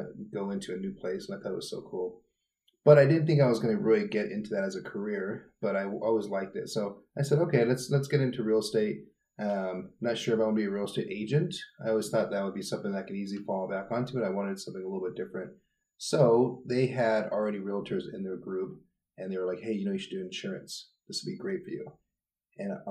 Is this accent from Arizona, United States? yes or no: yes; Tucson, Arizona, United States; also born or lived in Santa Fe, New Mexico / Phoenix, Arizona; I'm from Santa Fe, New Mexico, but I moved here in Tucson when I was 10